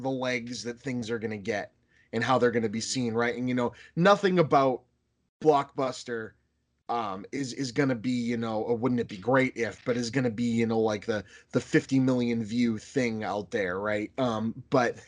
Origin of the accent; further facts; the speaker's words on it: Boston, Massachusetts, United States; I'm from Boston